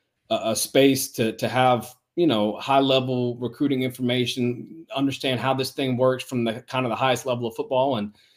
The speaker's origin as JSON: {"language": "English", "town": "Savannah", "region": "Georgia", "country": "United States", "said": "I'm from Savannah, Georgia."}